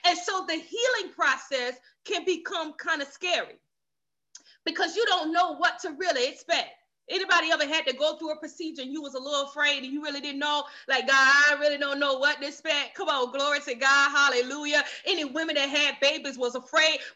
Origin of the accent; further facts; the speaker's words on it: the South, United States; I was raised in the South